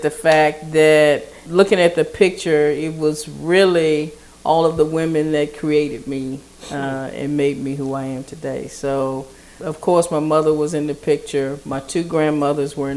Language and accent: English; Easytown, Louisiana, United States; I grew up in Easytown